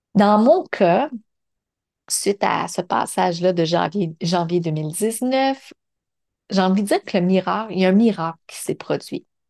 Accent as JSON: {"language": "French", "area": "Montreal region", "region": "Quebec", "country": "Canada", "said": "l'intention était de revenir dans la région de Montréal"}